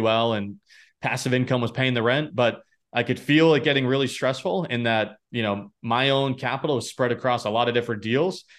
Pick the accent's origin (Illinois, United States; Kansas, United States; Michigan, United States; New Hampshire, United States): New Hampshire, United States; now in Boston, United States; I grew up in New Hampshire, you know, live in Boston now